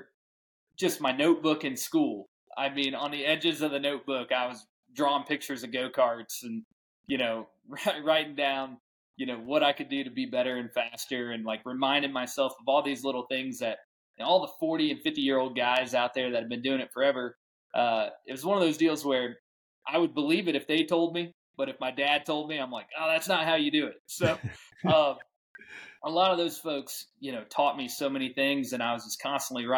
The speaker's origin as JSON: {"language": "English", "town": "St. Louis", "region": "Missouri", "country": "United States", "tie": "born or raised there", "said": "growing up in St. Louis, Missouri"}